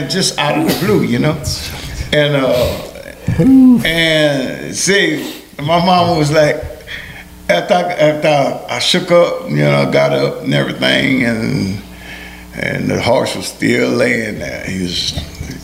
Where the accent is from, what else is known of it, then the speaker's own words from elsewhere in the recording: Cecilia, Louisiana, United States; first language Creole French; English is a second language; had the first brick home in my hometown